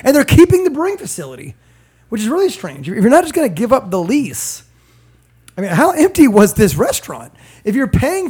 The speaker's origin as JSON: {"language": "English", "region": "Virginia", "country": "United States", "said": "I'm from Virginia"}